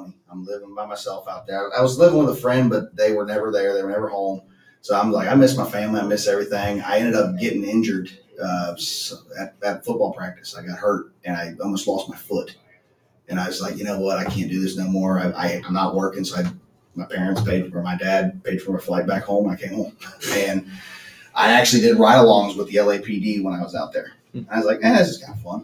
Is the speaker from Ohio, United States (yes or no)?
yes; Cincinnati, Ohio, United States; also born or lived in Los Angeles, California; I was born and raised in Cincinnati